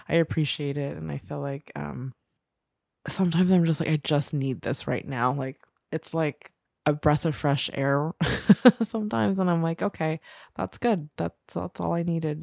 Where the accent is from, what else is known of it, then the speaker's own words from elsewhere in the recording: New Jersey, United States; I grew up in New Jersey and we had sex ed